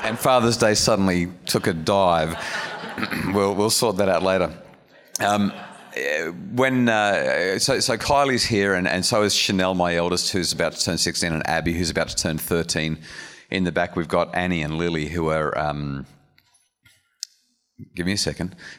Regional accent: Wollongong, New South Wales, Australia; we're from Wollongong

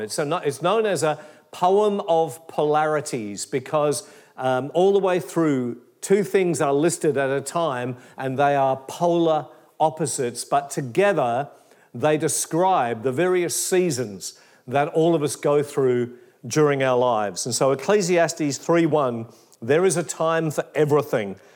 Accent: Perth, Western Australia, Australia; moved away as an adult; also born or lived in Geraldton / Katoomba; now in Melbourne, Australia; I was raised in Perth in Western Australia

